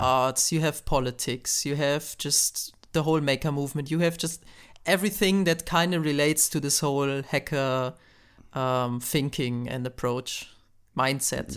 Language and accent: English; Germany; I'm from Germany